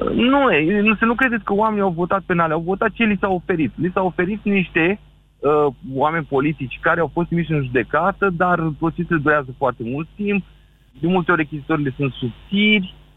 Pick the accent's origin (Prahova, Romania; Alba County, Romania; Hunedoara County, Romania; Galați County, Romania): Galați County, Romania; Galați; eu sunt de la Galaș